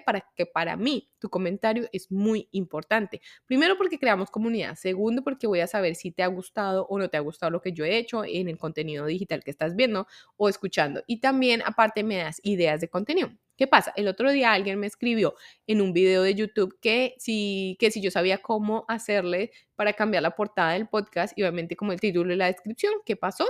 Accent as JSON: {"language": "Spanish", "country": "Colombia", "said": "soy de Colombia"}